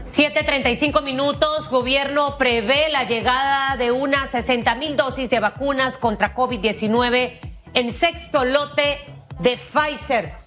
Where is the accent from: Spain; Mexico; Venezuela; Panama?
Panama; como panameños